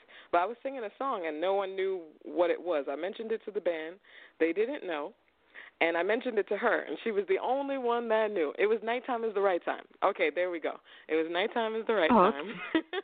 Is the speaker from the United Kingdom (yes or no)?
no; Long Island, New York, United States; moved away as an adult; also born or lived in Brooklyn, New York / New Jersey / Harlem, New York; I grew up in Long Island, and I made the move from Long Island to Jersey